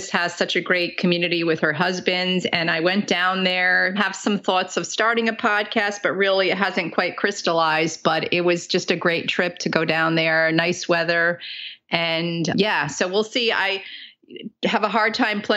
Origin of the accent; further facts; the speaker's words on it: Bergen County, Northern New Jersey, United States; moved away as an adult; also born or lived in New York City / all over America; I was born and raised in New Jersey